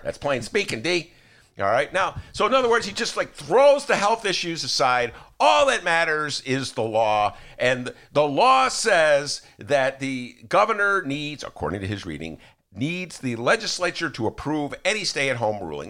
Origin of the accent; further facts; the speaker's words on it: Evanston, Illinois, United States; also born or lived in Chicago; when I was a kid growing up in Evanston